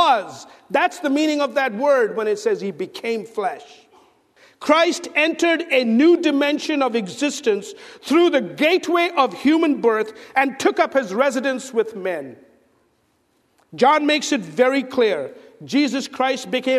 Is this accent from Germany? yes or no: no; India; moved away; I'm from India